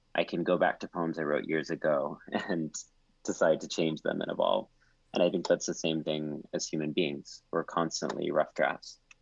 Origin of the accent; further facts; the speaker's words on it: College Station, Texas, United States; moved away; growing up in College Station, Texas